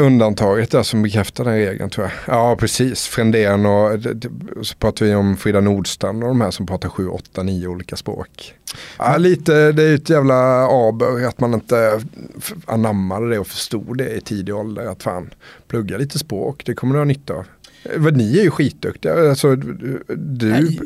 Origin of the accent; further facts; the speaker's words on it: Älmhult, Småland, Sweden; now in Stockholm, Sweden; Jag är ju smålänning från början så att, eh, jag har mycket familj och vänner kvar nere i Småland